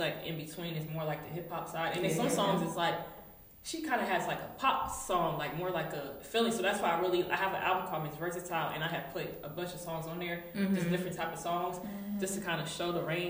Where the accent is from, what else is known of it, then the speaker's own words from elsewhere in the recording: Raleigh, North Carolina, United States; also born or lived in Durham, North Carolina; I'm Congolese, I grew up in Raleigh, really Raleigh, and I stayed in Durham for 6 years, and then now I'm back to Raleigh